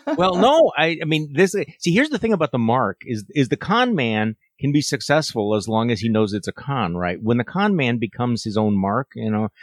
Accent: Washington, United States; I am from Washington State

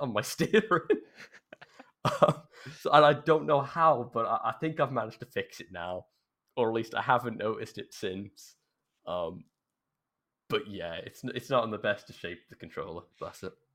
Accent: South Wales, United Kingdom; I'm from South Wales

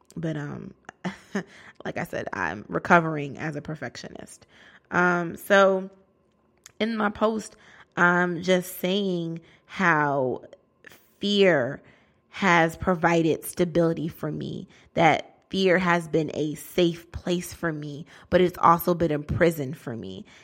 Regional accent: Bridgeport, Connecticut, United States; moved away as an adult; now in Newark, United States; I'm a, a black girl from Bridgeport, Connecticut

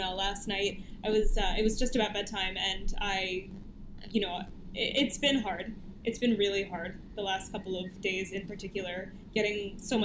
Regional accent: New Jersey, United States; moved away as an adult; also born or lived in Philadelphia area, Pennsylvania; now in Canada; grew up in New Jersey, and I went to school right outside of Philadelphia

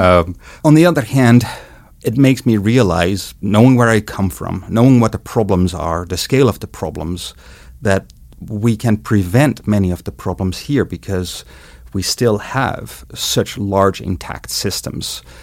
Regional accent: Netherlands; moved away as an adult; now in Montana, United States; I was born and grew up in the Netherlands

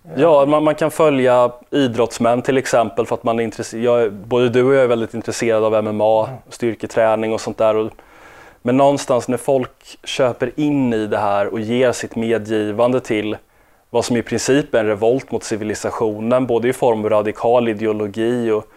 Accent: Sweden; oss som är svenskar

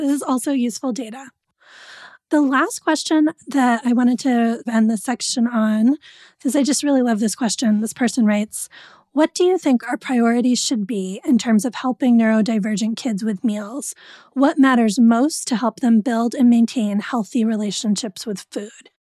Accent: New England, United States; I grew up in New England.

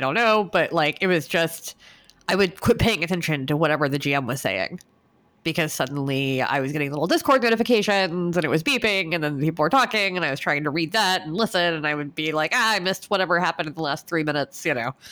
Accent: United States; me being American

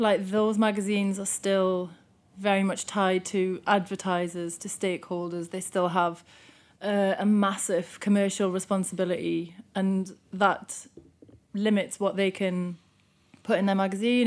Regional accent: Newcastle upon Tyne, North East England, United Kingdom; moved away; I'm from Newcastle, and, um, one of the bands that was around at the time when I still lived there was …

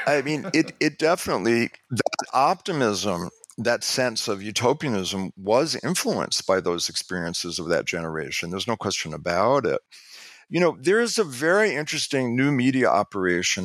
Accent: New York, United States; I'm from New York

